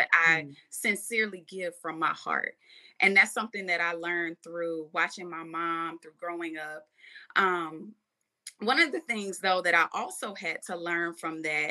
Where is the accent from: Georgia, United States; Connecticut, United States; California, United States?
Georgia, United States; Madison; I'm born and raised in Georgia, Madison, Georgia, to be specific